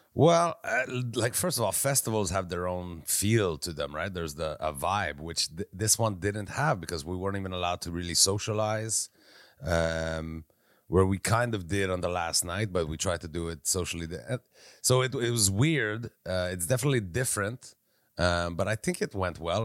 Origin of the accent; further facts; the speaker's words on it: Quebec, Canada; I'm from Quebec